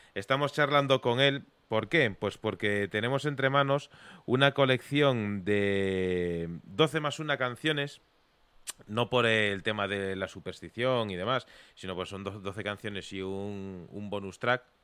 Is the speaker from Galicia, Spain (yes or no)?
yes; Vigo, Galicia, Spain; mi tierra, de la zona sur de, de Galicia, de, Vigo